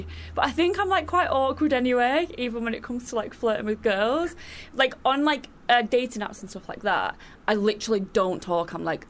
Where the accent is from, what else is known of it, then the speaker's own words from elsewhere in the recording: Manchester, North West England, United Kingdom; Yeah, my hometown.